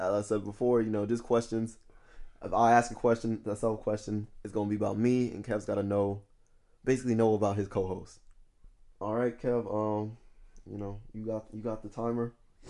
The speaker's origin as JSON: {"language": "English", "region": "Indiana", "country": "United States", "tie": "born there", "said": "I was born in Indiana."}